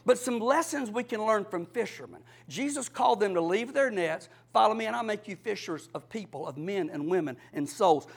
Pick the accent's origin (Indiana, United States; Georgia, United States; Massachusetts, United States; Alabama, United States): Georgia, United States; Cordele; I'm from Cordell in South Georgia. I fished a little bit with my daddy